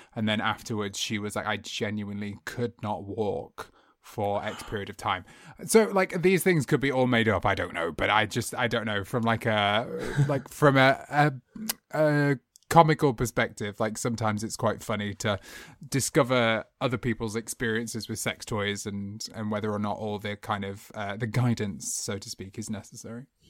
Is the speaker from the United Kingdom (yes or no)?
yes; United Kingdom; how we are as british people